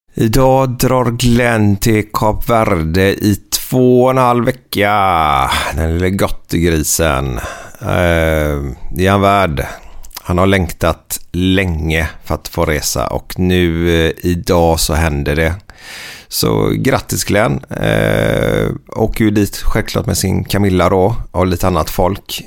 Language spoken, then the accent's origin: Swedish; Gothenburg, Västra Götaland, Sweden; born or raised there